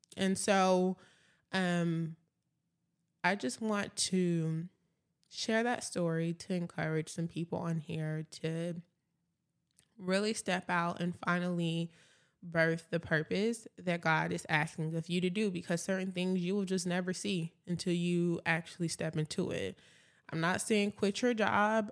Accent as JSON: {"language": "English", "town": "Atlanta", "region": "Georgia", "country": "United States", "moved": "yes", "lives_now": "Dallas, United States", "said": "I'm originally from Atlanta, Georgia"}